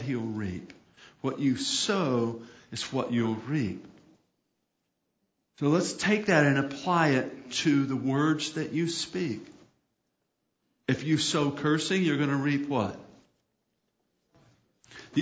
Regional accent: United States; I'm blessed to be born in a nation where I have freedom of speech.

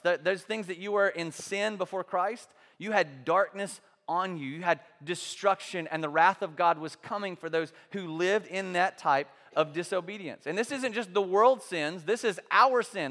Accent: the South, United States; growing up in the South, in this culture, in this context

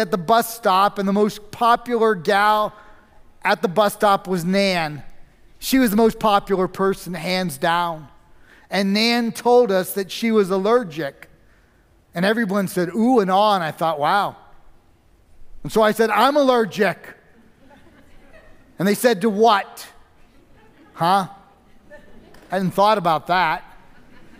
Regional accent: New York, United States; I grew up in New York

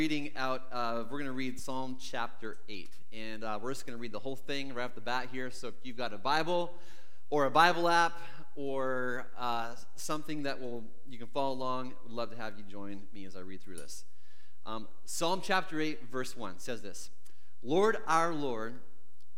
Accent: Canada; growing up in Canada

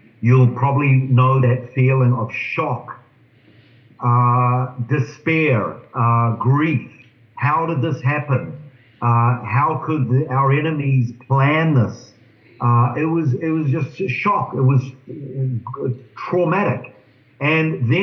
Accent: New Zealand; moved away as an adult; now in Israel; I was born in New Zealand into a Jewish family. I came to faith when I was 19. I immigrated to Israel about 32 years ago.

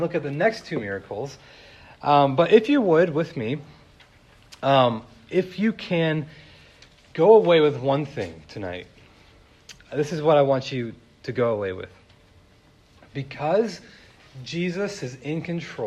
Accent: California, United States; I grew up in California

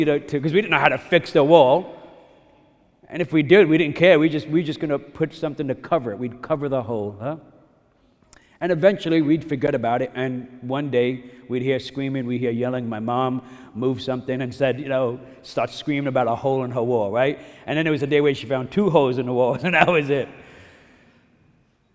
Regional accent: New York City, New York, United States; moved away; 1982, we're coming from Bensonhurst, Brooklyn, it's Catholic, I mean, you know, let me, I want to be careful here, you can be Catholic and practice some serious faith, we did not, and really nobody in my neighborhood did

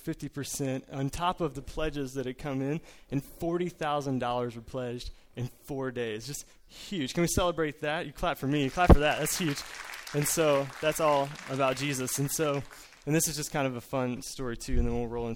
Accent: Collinsville, Illinois, United States; I'm from Collinsville, Illinois, the St. Louis Metro East

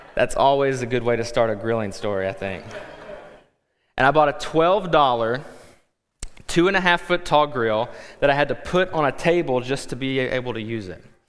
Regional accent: Kentucky, United States; moved away as an adult; also born or lived in Texas / Quad Cities; now in Davenport, United States; we are originally from Kentucky, and then by way of Kentucky to Texas to the Quad Cities

